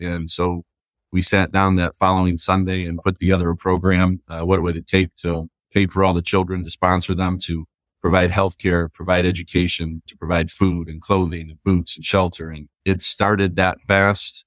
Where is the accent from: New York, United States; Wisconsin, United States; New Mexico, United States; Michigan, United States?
Michigan, United States; Grand Rapids; I grew up in Grand Rapids